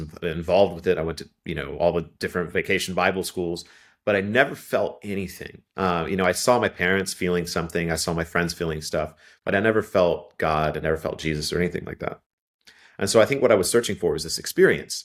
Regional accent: Ohio, United States; moved away; also born or lived in Kentucky; I grew up in Ohio originally. All my family are from Kentucky, and eventually I would move back

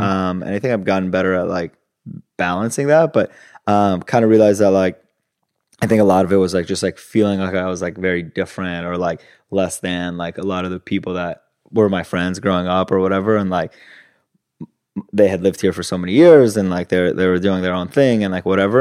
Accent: Los Angeles, California, United States; English is a second language; also born or lived in Italy; moved to L A when I was six, and my brother was four, so in two thousand, and then grew up in L A most of my life

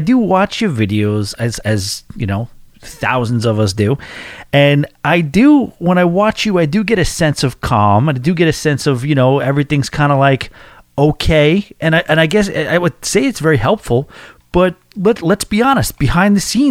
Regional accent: New York, United States; I'm from New York

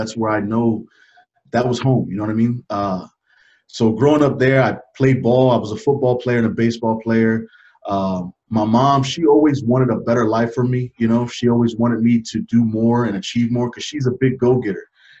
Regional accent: New York, United States; also born or lived in Fort Bragg; So I grew up in Lower East Side, New York, and I also grew up in Fort Bragg, North Carolina.

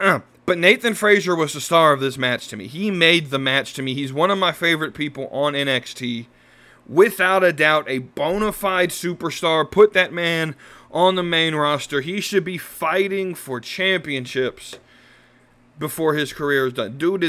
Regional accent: Ireland; I'm Irish. I tend to try to at least appreciate the Irish gimmicks.

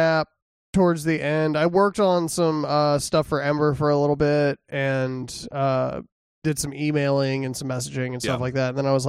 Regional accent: Texas, United States; I'm from Texas, of course, that's what I want.

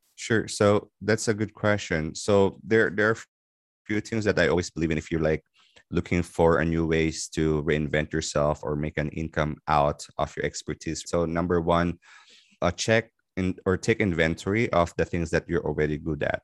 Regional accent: Philippines; moved away as an adult; now in Dubai, United Arab Emirates; I'm originally from the Philippines. So I moved in Dubai in two thousand ten

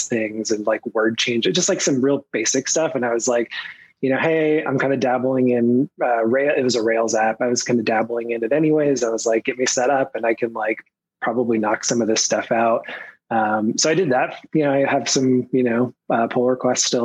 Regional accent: Portland, Oregon, United States; I'm from Portland, Oregon.

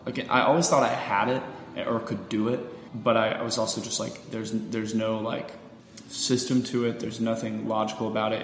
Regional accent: Pensacola, Florida, United States; born or raised there

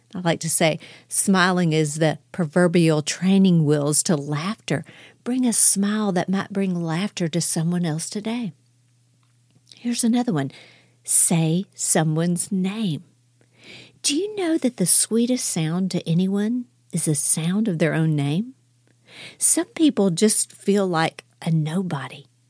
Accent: Houston, Texas, United States; now in Dallas, United States; I'm from Houston. I live in Dallas now

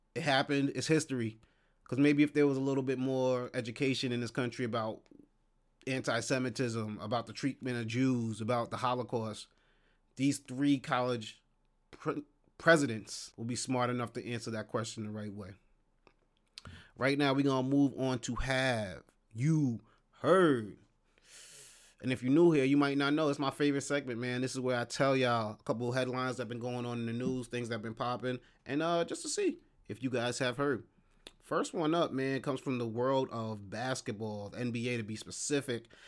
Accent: New York City, New York, United States; as a New Yorker

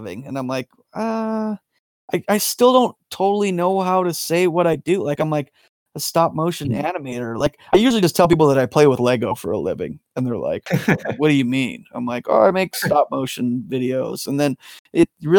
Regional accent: Calgary, Alberta, Canada; I grew up in Calgary

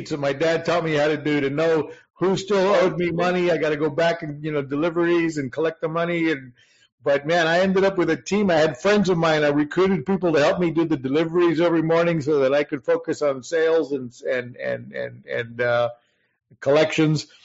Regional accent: Puerto Rico; Puerto Rico. I went to Puerto Rican high school.

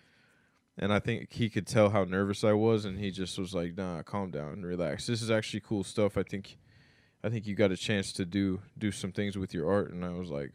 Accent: Oklahoma, United States; also born or lived in Florida / Mississippi / New Orleans / Seattle; now in New York, United States; born and raised there

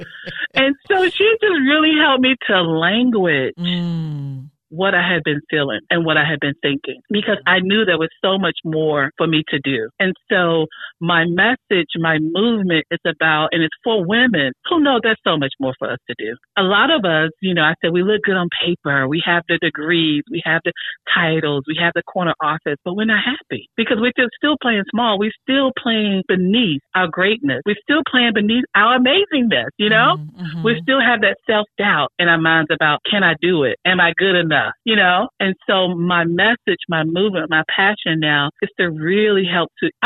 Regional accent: North Carolina, United States; also born or lived in Washington, D.C.; I was born in Washington, D.C., but I was raised in the South, in North Carolina, a small town

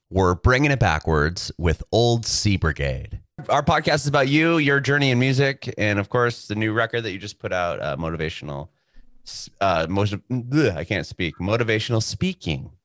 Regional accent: San Diego, California, United States; moved away as an adult; now in Nashville, United States; we're from San Diego originally

